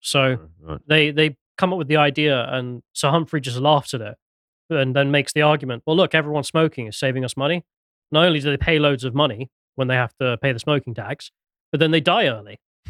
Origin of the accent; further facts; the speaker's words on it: United Kingdom; Yeah, yeah. We're British.